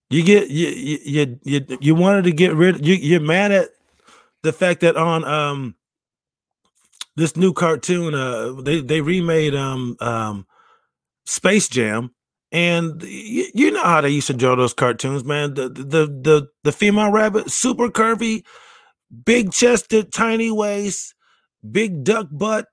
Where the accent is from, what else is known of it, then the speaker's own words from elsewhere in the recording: Rochester, New York, United States; moved away; I will be back in my hometown of Rochester, New, New York